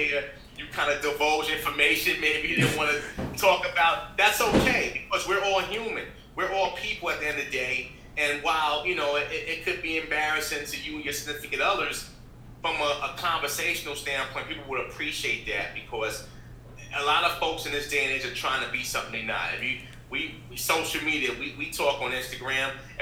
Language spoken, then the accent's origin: English; New York City, New York, United States; I'm from the Bronx, New York